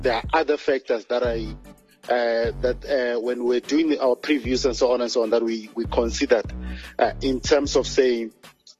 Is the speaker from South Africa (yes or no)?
yes; South Africa; as South African football fans, we live based on what happened in the past